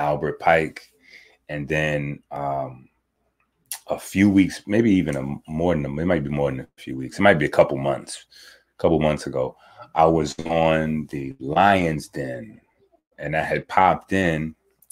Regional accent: Haiti; being a Haitian is something that I hold dear

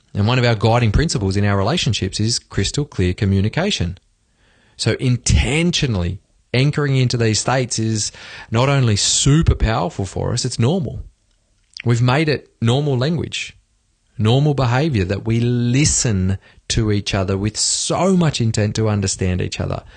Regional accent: Australia; moved away as an adult; now in Sweden; speaking from Sweden as an Aussie

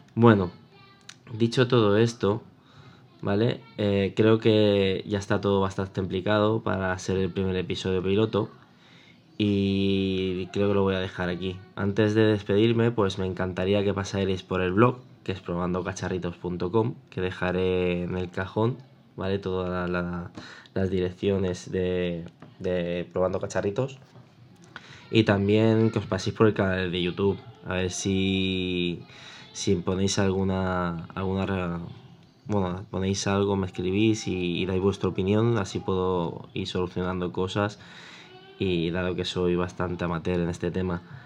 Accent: Mataró, Catalonia, Spain; soy de Mataró, Barcelona

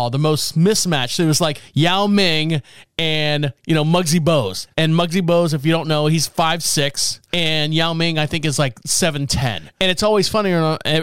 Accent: Orlando, Florida, United States; I was born and raised in Orlando

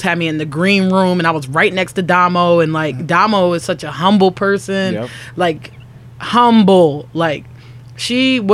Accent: Ravenna, Ohio, United States; I come from Ravenna, Ohio.

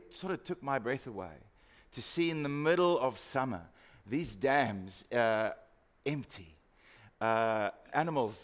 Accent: Free State, South Africa; moved away; I grew up in the Free State

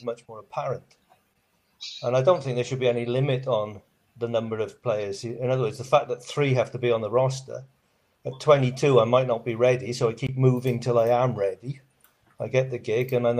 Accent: Welsh, Wales, United Kingdom; also born or lived in Australia; now in Christchurch, New Zealand; I count myself as an Aussie. So a Welsh Aussie

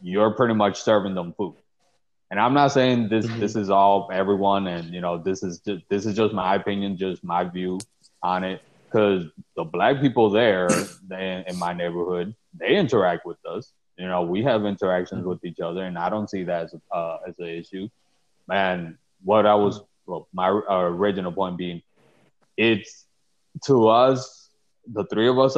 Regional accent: Chicago, Illinois, United States; I grew up in the Pilsen neighborhood

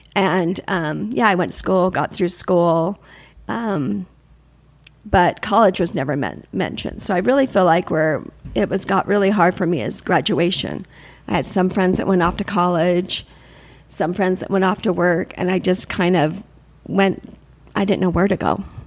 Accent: Salt Lake City, Utah, United States; also born or lived in Provo, Utah; I'm from here, from Salt Lake. I was born in Provo, but I've lived my whole life in Salt Lake.

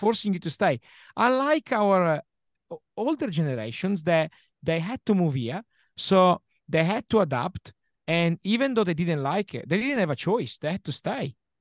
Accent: Milan, Lombardy, Italy; English is a second language; moved away as an adult; now in Adelaide, Australia; I come from, like I said before, I come from Milano

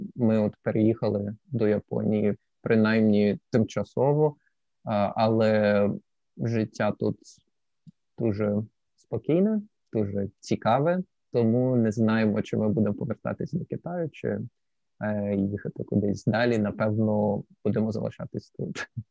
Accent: Sevastopol, Crimea, Ukraine; moved away as an adult; also born or lived in Lviv / China / Germany; now in Kobe, Japan; Я народився у Львові, а після двох або трьох місяців після мого народження моя сім'я переїхала до Севастополя Криму, і я виріс в Криму до 20 років.

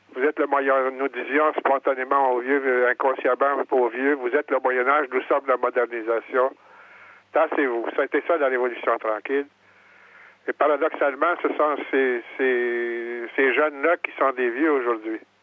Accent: Quebec, Canada; mon village natal

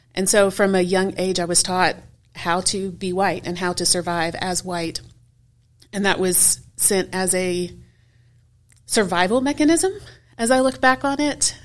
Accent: Houston, Texas, United States; moved away as an adult; now in Memphis, United States; I grew up in Houston, Texas, kind of on the south side of town

